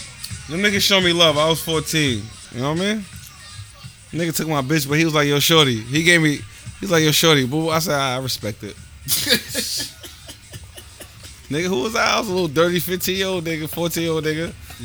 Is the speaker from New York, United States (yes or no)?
yes; Staten Island, New York, United States; I'm from Staten Island.